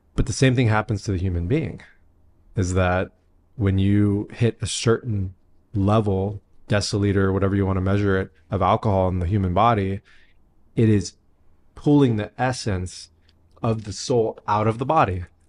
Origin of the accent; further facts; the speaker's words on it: San Diego, California, United States; I grew up in San Diego. Like Tijuana was my backyard.